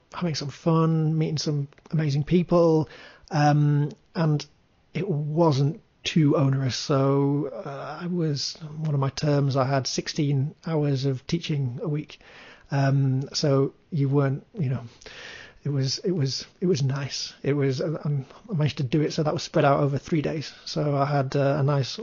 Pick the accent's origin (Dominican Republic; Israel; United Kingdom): United Kingdom; Leeds, Yorkshire and the Humber; Leeds with Jet2, which was my hometown